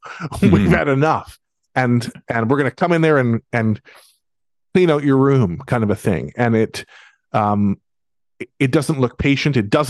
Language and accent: English; Abbotsford, British Columbia, Canada; I think about Abbotsford, because that's my hometown